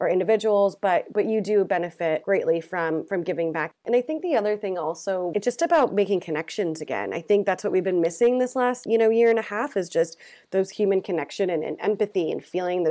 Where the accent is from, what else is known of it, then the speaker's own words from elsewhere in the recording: California, United States; moved away as an adult; also born or lived in San Francisco; now in London, United Kingdom; I'm from California, but lived in San Francisco for 10 years. So I've been here a year and a half